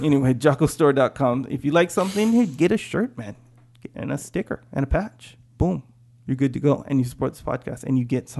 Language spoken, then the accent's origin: English; Kauai, Hawaii, United States; now in San Diego, United States; I'm from Kauai.